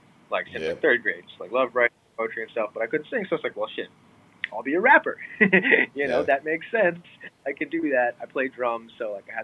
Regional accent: New York, United States; moved away; I'm originally from New York

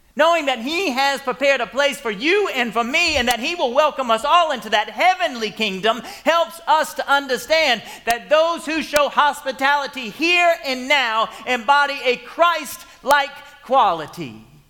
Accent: Marietta, Georgia, United States; I was from Marietta.

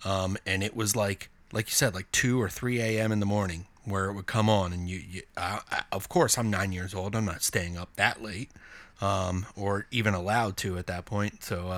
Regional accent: Maryland, United States; I'm from Maryland, which is the state right below Pennsylvania

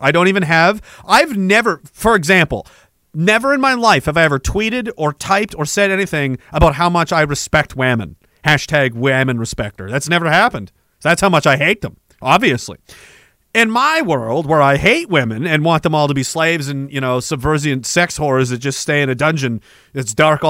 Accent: Scotland, United Kingdom; That's because as a Scot slash Dane, I don't have the like.

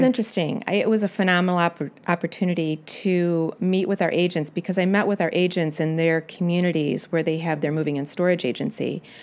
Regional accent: Utica, Illinois, United States; I grew up near Utica, Illinois. I was raised on a farm

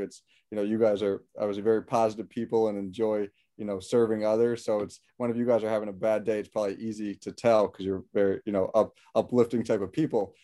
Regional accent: West Hartford, Connecticut, United States; I'm born and raised in West Hartford, Connecticut

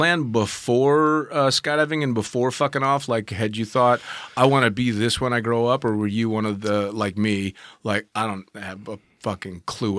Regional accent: California, United States; moved away; Well, I was from California

